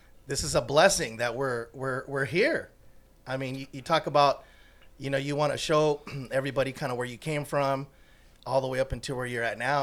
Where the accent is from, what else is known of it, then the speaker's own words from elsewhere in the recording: Long Beach, California, United States; also born or lived in Los Angeles; originally I grew up and born and raised in L.A., grew up in Long Beach